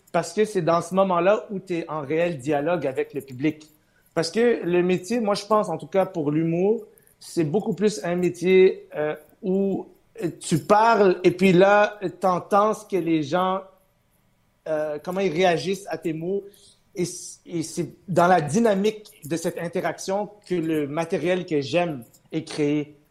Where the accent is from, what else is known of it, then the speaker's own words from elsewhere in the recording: Montreal, Quebec, Canada; French is a second language; je suis arrivé à Ville-Saint-Laurent à l'âge de 8 ans